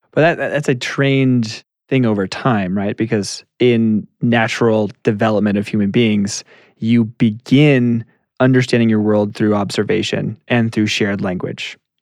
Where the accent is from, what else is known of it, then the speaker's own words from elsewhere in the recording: Colorado Springs, Colorado, United States; also born or lived in Duarte, California; Colorado Springs